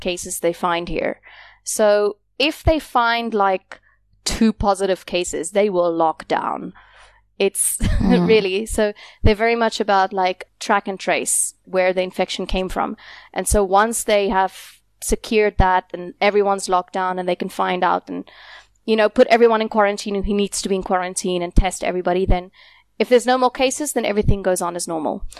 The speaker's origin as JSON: {"language": "English", "country": "South Africa", "also_born_or_lived": "South Korea", "moved": "as an adult", "lives_now": "Da Nang, Vietnam", "said": "I came to Vietnam from South Africa."}